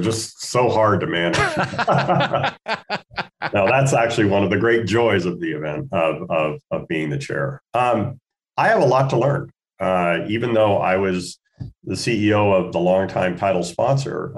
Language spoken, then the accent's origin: English; Spokane, Washington, United States; moved away as an adult; now in Portland, United States; I'm a Northwest boy. I grew up in Spokane, Washington